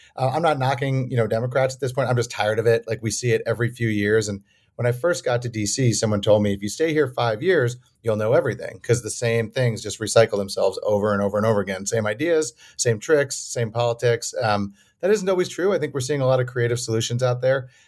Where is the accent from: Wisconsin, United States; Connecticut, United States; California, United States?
Wisconsin, United States; Madison; also born or lived in New York; I was born in New York, but grew up in Madison